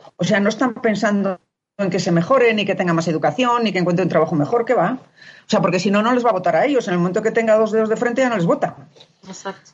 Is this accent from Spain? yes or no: yes; Spain; moved away; siendo yo española